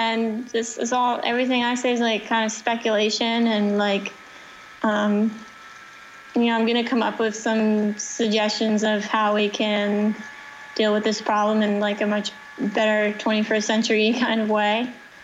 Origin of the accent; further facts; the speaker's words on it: New Jersey, United States; Rock Lodge, that's the club I grew up at in New Jersey